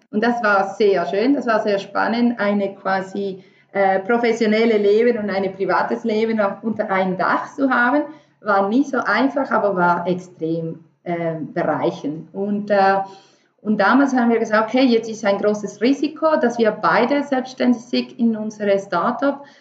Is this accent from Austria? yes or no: no; Venezuela; German is a second language; moved away as an adult; also born or lived in Paris; Ich komme ursprünglich aus Venezuela habe ich meine ganze Leben ähm, äh, ja, dort